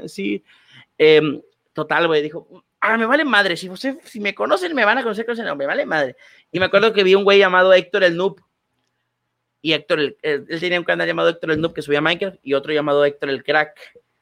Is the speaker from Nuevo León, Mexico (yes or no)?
yes; Cadereyta Jiménez, Nuevo León, Mexico; yo soy de ahí